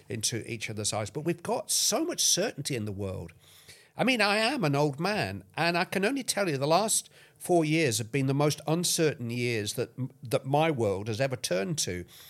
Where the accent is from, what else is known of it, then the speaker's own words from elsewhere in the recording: near Bolton, North West England, United Kingdom; I'm very nearly from Bolton